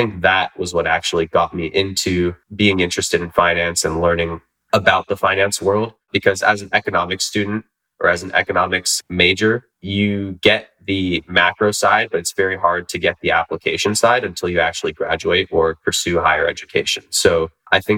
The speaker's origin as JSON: {"language": "English", "town": "Union City", "region": "California", "country": "United States", "tie": "born or raised there", "also_born_or_lived": "Sacramento, California", "said": "growing up in the San Francisco Bay Area"}